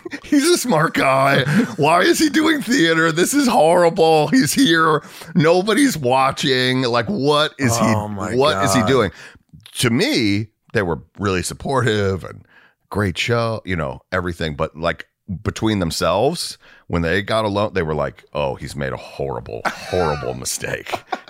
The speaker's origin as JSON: {"language": "English", "region": "the South", "country": "United States", "said": "And I'm from the South, so like"}